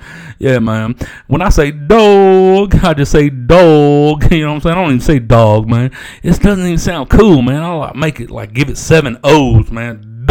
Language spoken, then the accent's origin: English; Savannah, Georgia, United States; now in Houston, United States; Yeah, man, this is … up in here, man, from Houston. But I'm really from Savannah, man.